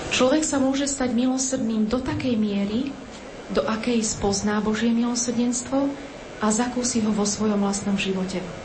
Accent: Poland; U nás v Polsku, v Krakove

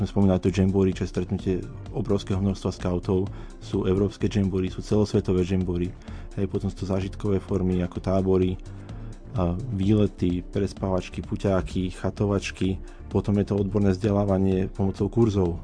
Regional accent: Nitra, Nitra Region, Slovakia; moved away as an adult; now in Banská Bystrica, Slovakia; ja som pôvodne z Nitry

